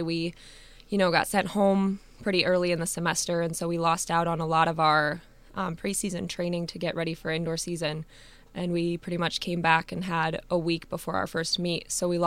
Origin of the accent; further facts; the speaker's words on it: Erie, Illinois, United States; I accepted a second grade teaching position in my hometown in Erie, Illinois